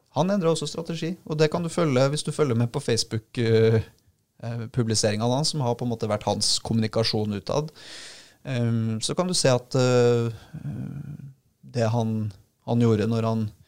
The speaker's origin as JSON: {"language": "Norwegian", "town": "Trondheim", "region": "Trøndelag", "country": "Norway", "tie": "born or raised there", "said": "Trondheim, som er mitt uh, hjemsted"}